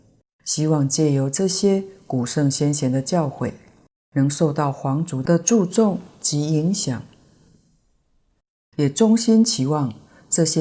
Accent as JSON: {"language": "Chinese", "country": "Taiwan", "said": "虽然书中的背景故事是我们台湾人。"}